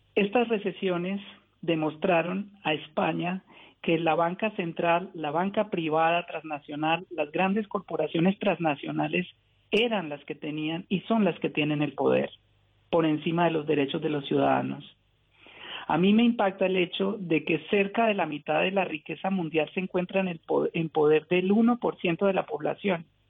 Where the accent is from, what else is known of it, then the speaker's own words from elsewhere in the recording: Pamplona, Norte de Santander, Colombia; la ciudad donde yo nací, que es Pamplona